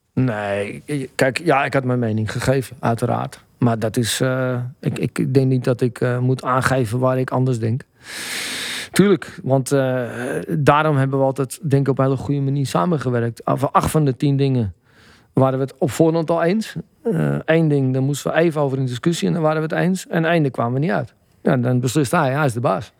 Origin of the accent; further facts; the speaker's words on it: Amsterdam, North Holland, Netherlands; ik ben van Blauwe Zand. En dat was bepaald niet eh, de beste buurt van Amsterdam-Noord.